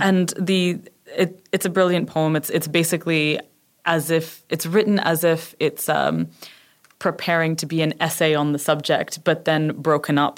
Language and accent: English; Canada; moved away as an adult; also born or lived in United Kingdom; I'm Canadian, and I went to, uh, live in the U K for six years